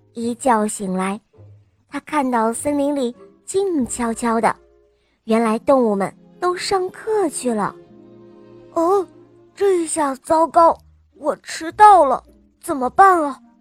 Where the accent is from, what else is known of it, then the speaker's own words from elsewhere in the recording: Weifang, Shandong, China; 我六岁了。我来自美丽的风筝之都，山东潍坊